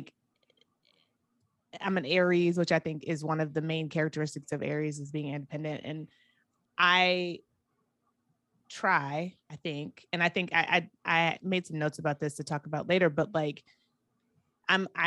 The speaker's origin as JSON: {"language": "English", "town": "Atlanta", "region": "Georgia", "country": "United States", "tie": "born or raised there", "also_born_or_lived": "Akron, United States", "lives_now": "Miami, United States", "said": "I did a lot of growing up in Atlanta, and so I I have a lot of love for Atlanta and the, what it did for me."}